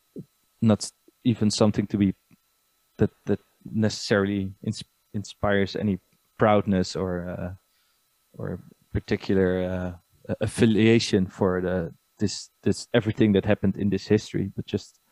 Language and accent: English; Nijmegen, Gelderland, Netherlands; I grew up in Nijmegen